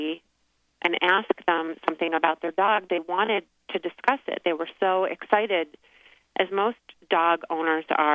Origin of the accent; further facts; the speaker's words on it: Michigan, United States; moved away as an adult; also born or lived in Pennsylvania / New York / New Jersey; now in Scottsdale, United States; I'm from Michigan and went to Penn State, and we wound up in New York, New Jersey area, and then moved out to Scottsdale, Arizona about 6 years ago